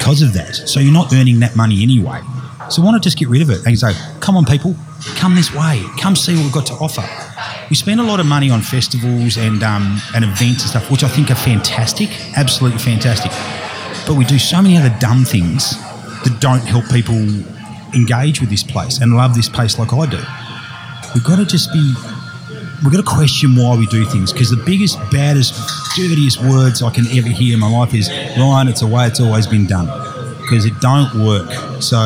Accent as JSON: {"language": "English", "region": "Tasmania", "country": "Australia", "tie": "born or raised there", "also_born_or_lived": "Hervey Bay, Australia", "moved": "yes", "lives_now": "Moreton Bay, Australia", "said": "my home state of Tassie"}